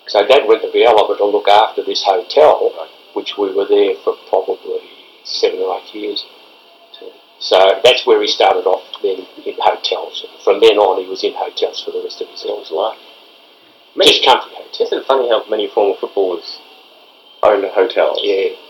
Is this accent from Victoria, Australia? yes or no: yes; Castlemaine, Victoria, Australia; also born or lived in South Yarra; Uh, so I was born in South Yarra, but was only there for a couple of years. I was only there. We were snippet. Then went to Castlemaine. Back to Castlemaine.